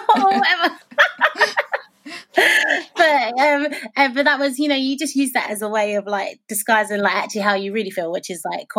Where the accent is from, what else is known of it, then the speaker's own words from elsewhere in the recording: United Kingdom; Being British and being Black